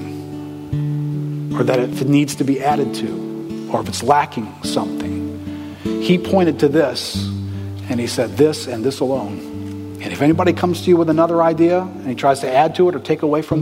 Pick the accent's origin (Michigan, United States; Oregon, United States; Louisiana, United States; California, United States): Louisiana, United States; New Orleans; I'm from here. I'm from New Orleans.